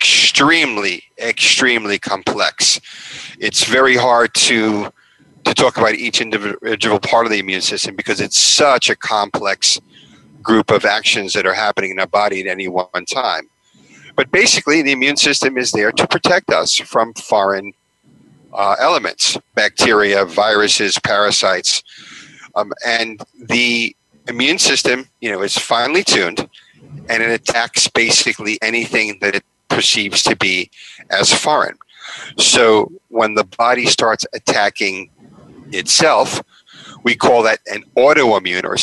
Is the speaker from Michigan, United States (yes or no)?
no; Long Island, New York, United States; also born or lived in Haifa, Israel; I grew up on Long Island, New York.